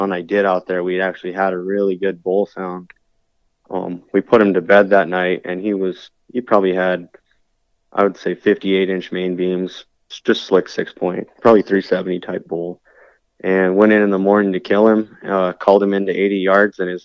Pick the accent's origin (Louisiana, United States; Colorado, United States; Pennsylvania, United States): Colorado, United States; Meeker; also born or lived in New Castle, Colorado / Glenwood Springs, Colorado; growing up in Meeker, I mean, just on our little ranch